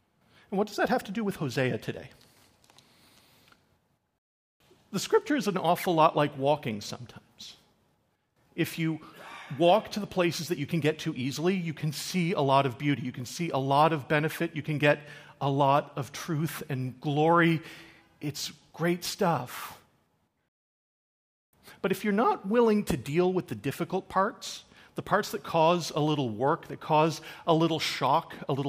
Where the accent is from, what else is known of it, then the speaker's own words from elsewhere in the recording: Newfoundland and Labrador, Canada; I am a Newfoundlander, born and bred, and despite the lack of an accent, I am actually a Newfoundlander. I have never really lived long, long periods of time elsewhere. I'm from Newfoundland.